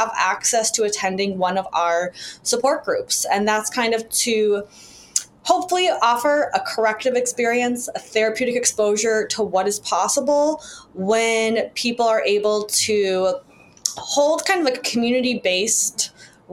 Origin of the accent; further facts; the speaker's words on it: Chicago, Illinois, United States; my father also in Chicago, where I grew up